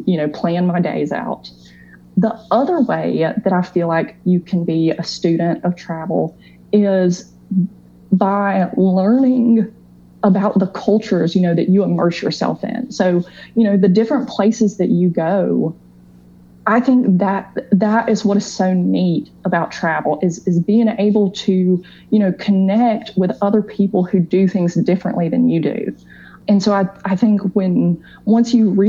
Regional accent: North Carolina, United States; I was born in North Carolina. You know, I've lived here my whole life.

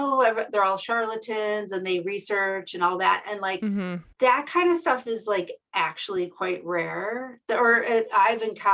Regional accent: Buffalo, New York, United States; I grew up in Buffalo, New York, which is in upstate New York near Niagara Falls

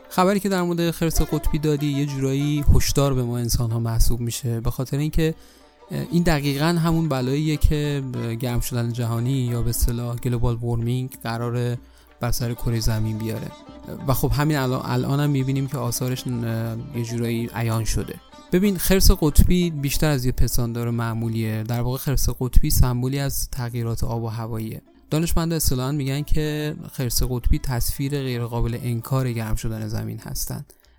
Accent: Iran; من به عنوان یه ایرانی

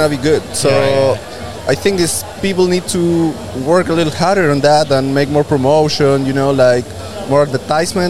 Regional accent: Santiago, Santiago Metropolitan Region, Chile; I'm from Santiago de Chile

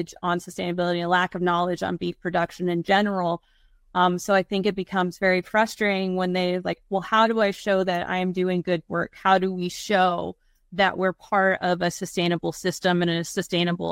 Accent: Arizona, United States; moved away as an adult; also born or lived in Davis, California; I was born and raised in Arizona

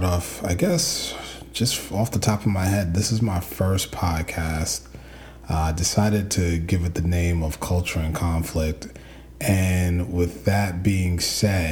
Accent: New York City, New York, United States; I grew up in the Bronx, son of a doctor and a nurse

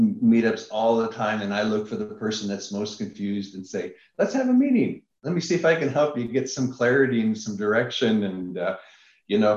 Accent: Niagara Falls, Ontario, Canada; moved away; I'm originally from Niagara Falls, Canada.

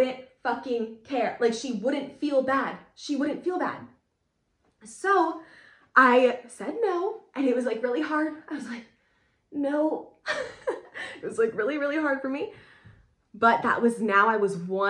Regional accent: Pennsylvania, United States; moved away as an adult; also born or lived in California; I'm from Pennsylvania, I lived in California for a while

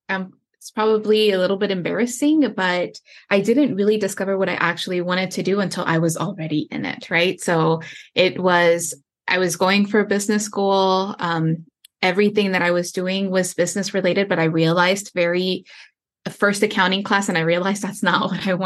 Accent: Houston, Texas, United States; I grew up in Houston, Texas, on the southeast side of town within the Loop. For those of you that are familiar with Houston, Texas, the neighborhood I grew up in is called Pecan Park.

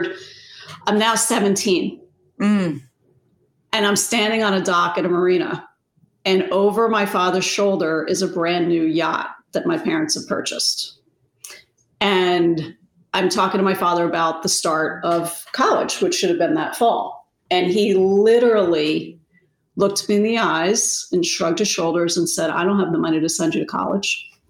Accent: New Jersey, United States; when I was 10, I grew up in New Jersey. Our family's originally from Rhode Island.

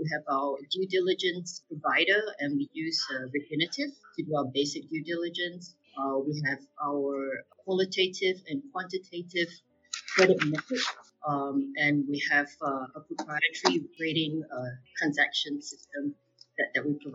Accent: Singapore; now in Hong Kong; I'm Singaporean and living in Hong Kong

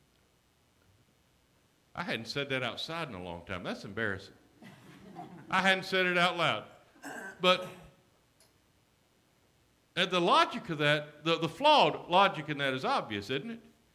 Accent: Alexander City, Alabama, United States; The African-American high school in my hometown was Laurel High School. Its colors were black and gold. The white school was Benjamin Russell

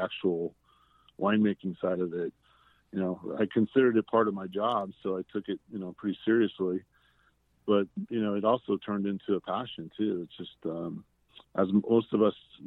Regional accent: El Paso, Texas, United States; moved away as an adult; also born or lived in Austin, Texas / Houston, Texas; now in Napa Valley, United States; I started in El Paso, which was my hometown

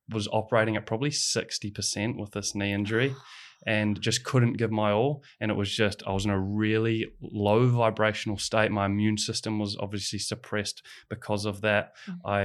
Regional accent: New Zealand; growing up in New Zealand

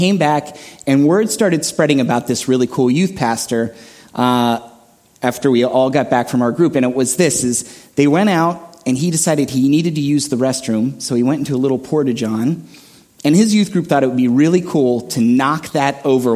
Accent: State College, Pennsylvania, United States; I grew up in Central Pennsylvania State College, so I'm in Pennsylvania, so you guys know where that is, that's my hometown

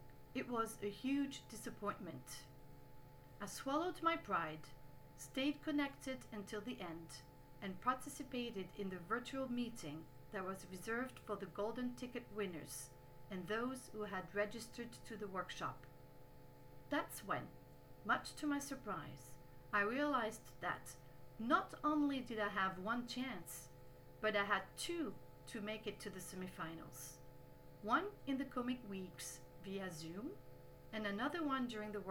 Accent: Canada; English is a second language; I'm Canadian

